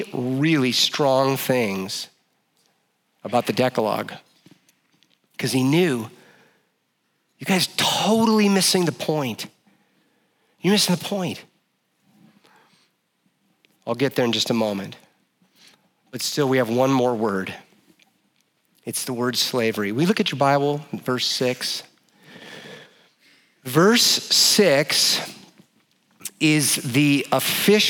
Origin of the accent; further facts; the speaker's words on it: Oregon, United States; I grew up in Oregon and I'm a child of the 80s.